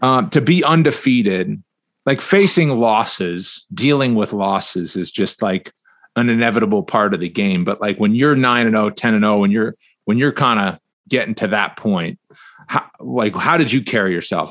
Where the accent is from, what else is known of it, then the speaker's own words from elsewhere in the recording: Northeast, United States; I'm from the Northeast